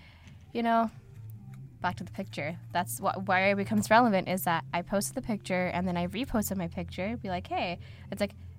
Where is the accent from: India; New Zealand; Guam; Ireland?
India; South India; now in United States; I'm from the South